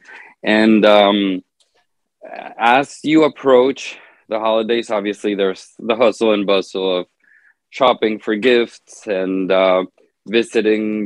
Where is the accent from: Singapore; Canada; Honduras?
Honduras; I'm from Honduras in Central America